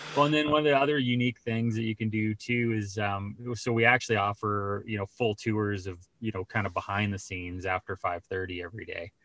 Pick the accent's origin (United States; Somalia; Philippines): United States; Colorado Springs, Colorado; I grew up in Colorado